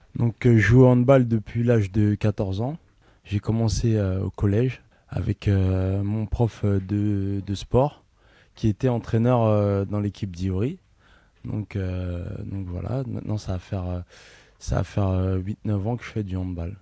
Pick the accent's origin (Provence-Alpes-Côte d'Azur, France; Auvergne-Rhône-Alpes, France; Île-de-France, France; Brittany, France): Île-de-France, France; Ivry-sur-Seine; Je suis né à Ivry, dans l'hôpital Jean Rostand.